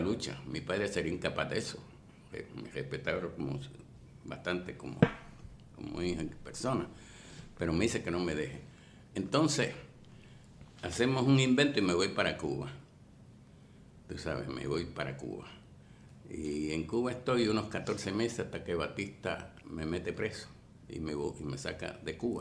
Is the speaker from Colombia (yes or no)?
no; Puerto Rico